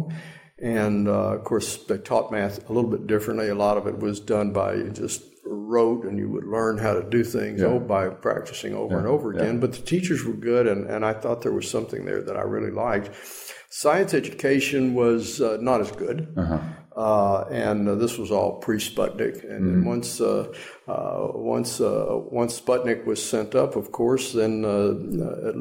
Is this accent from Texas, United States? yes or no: yes; Austin, Texas, United States; also born or lived in Washington, D.C.; we moved to Texas probably when I was about a year and a half old because my mother had actually grown up there after coming to the States